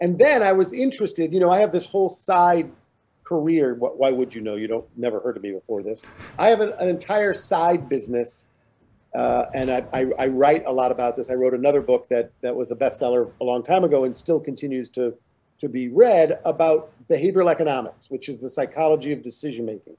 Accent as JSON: {"language": "English", "region": "Midwest", "country": "United States", "tie": "born or raised there", "said": "I grew up in the Midwest."}